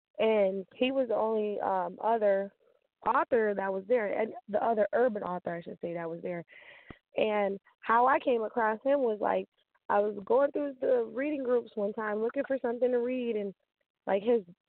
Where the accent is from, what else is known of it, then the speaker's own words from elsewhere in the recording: Chicago, Illinois, United States; also born or lived in North Carolina; But I was born and raised in Chicago, moved to North Carolina, lived there for 10 years. I'm a mother to 6 kids, 3 boys, 3 girls, and a wife.